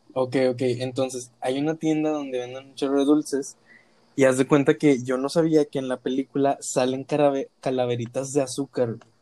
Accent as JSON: {"language": "Spanish", "town": "Monterrey", "region": "Nuevo León", "country": "Mexico", "said": "somos de aquí de Monterrey"}